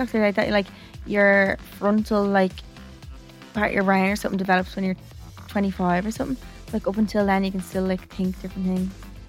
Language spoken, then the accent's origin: English; Wexford, Leinster, Ireland; also born or lived in Toronto, California, United States; So I was living in Toronto and met a girl in my hometown in Wexford via Instagram.